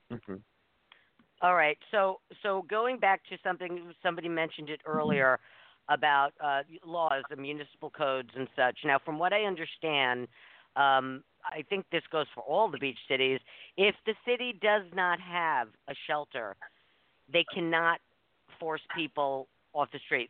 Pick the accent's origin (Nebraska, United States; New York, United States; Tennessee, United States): New York, United States; New York City; moved away; I grew up in New York City in the 60s and 70s